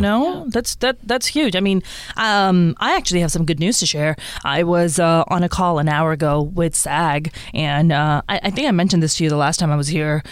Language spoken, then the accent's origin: English; Karachi, Sindh, Pakistan; now in United States; I was born and raised in Karachi in Pakistan